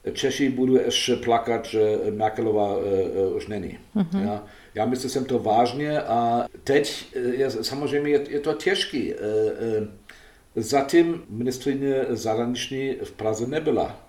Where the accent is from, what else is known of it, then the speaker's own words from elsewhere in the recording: Germany; Czech is a second language; já jako Němec